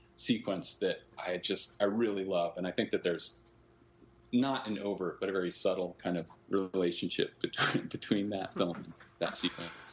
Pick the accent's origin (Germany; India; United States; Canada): United States; Northern California; We were growing up in Northern California, both of us